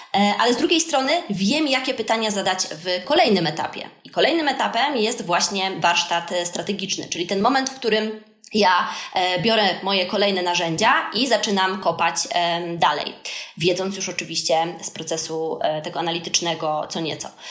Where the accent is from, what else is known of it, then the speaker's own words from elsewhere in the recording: Wrocław, Lower Silesian Voivodeship, Poland; u nas we Wrocławiu w Polsce